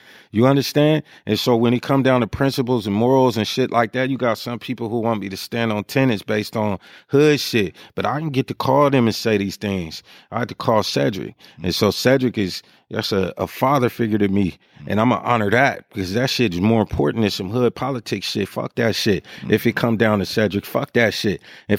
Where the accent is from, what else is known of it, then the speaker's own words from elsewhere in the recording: Sacramento, California, United States; But in terms of pride, like I'm from Sacramento, man. I'm not opposed to seeing somebody from my city win.